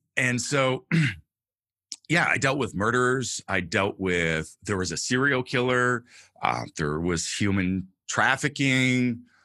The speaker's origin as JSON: {"language": "English", "region": "Northern California", "country": "United States", "tie": "born or raised there", "said": "I grew up homeless in Northern California, in the mountains, in the wilderness"}